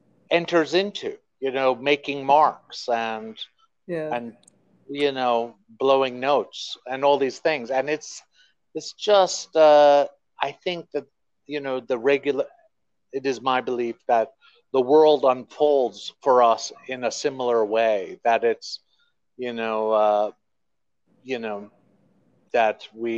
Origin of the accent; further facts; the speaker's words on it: Queens, New York, United States; born there; also born or lived in Texas; You know, I was born here in Queens, New York. Wow. Yeah, but I lived all over.